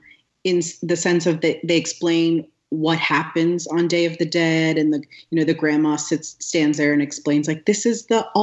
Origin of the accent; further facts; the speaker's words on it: California, United States; I'm Mexican American, I grew up in California.